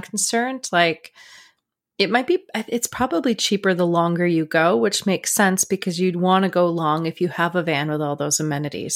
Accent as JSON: {"language": "English", "country": "Canada"}